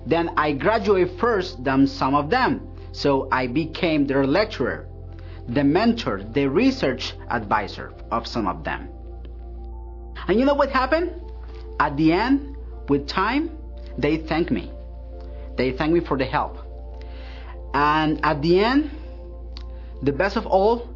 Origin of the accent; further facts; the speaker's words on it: Colombia; moved away as an adult; now in Hillsboro, United States; I am originally from Colombia. I am here in Hillsboro because I got a job with Intel